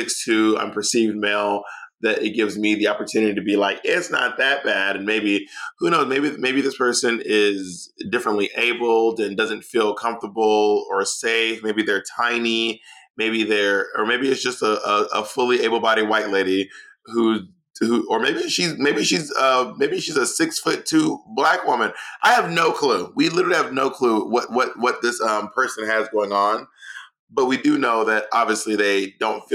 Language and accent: English; Atlanta, Georgia, United States; also born or lived in New York City; now in Los Angeles, United States; I'm from Atlanta. I lived in New York City for 12 years. I live in Los Angeles.